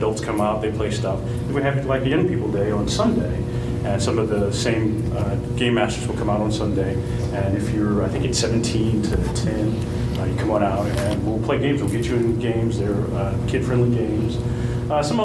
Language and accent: English; Kansas City, United States; I'm from Kansas City